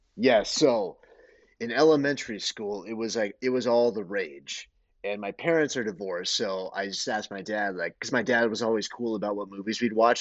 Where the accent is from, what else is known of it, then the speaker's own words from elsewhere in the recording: San Pedro, California, United States; I was born and raised in San Pedro.